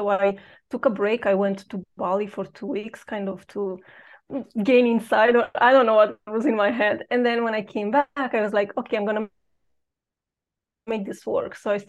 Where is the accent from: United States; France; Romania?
Romania; moved away as an adult; I've known that I don't belong where I was educated or where I grew up in Romania.